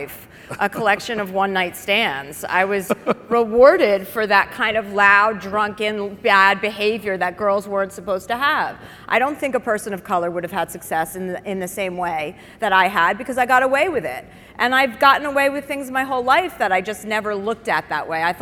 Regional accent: Livingston, New Jersey, United States; moved away; also born or lived in Brentwood / Bel Air; I grew up in Livingston, New Jersey

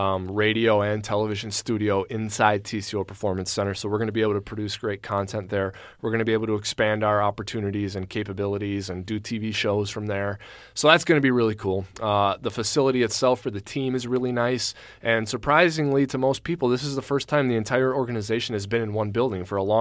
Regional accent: Waseca, Minnesota, United States; I'm from Waseca, which is just outside of Mankato.

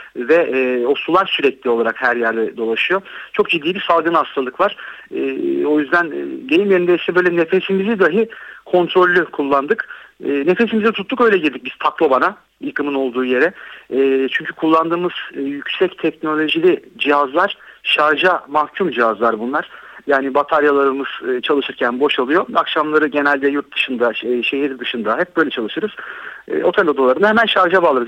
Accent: Değirmendere, Kocaeli, Turkey; Değirmendereliyim ben. 17 Ağustos depreminin yıkımının ne olduğunu bilirim.

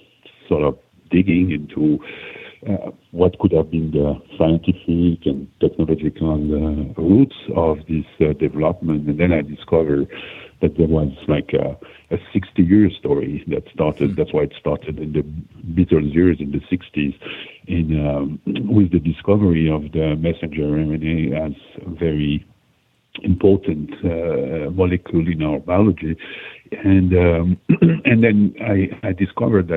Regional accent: Switzerland; I'm from Switzerland

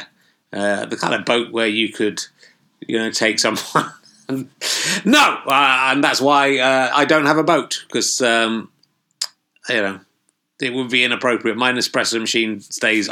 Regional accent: Loughborough, East Midlands, United Kingdom; moved away; also born or lived in Yorkshire; spent much of my childhood in Loughborough, near Leicester

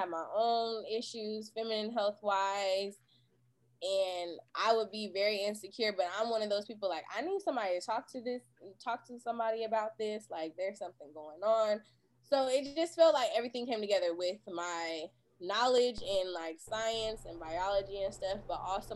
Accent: Portland, Oregon, United States; I'm from Portland, Oregon

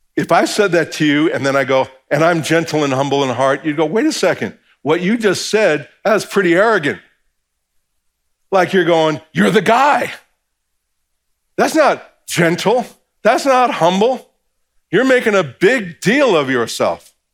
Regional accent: New Jersey, United States; I'm from New Jersey

